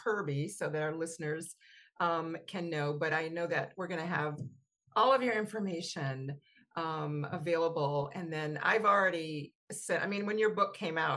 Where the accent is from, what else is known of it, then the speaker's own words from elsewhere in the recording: the South, United States; Here in the South where I grew up